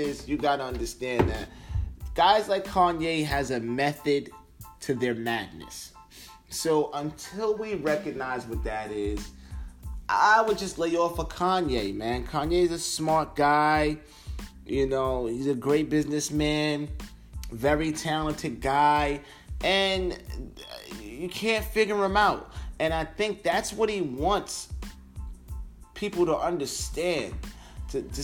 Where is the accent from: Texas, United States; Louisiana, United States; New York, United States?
New York, United States; Long Island; I'm from Long Island